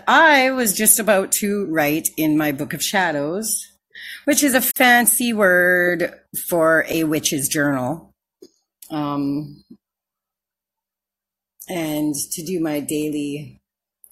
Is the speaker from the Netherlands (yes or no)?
no; Canada; I'm from Canada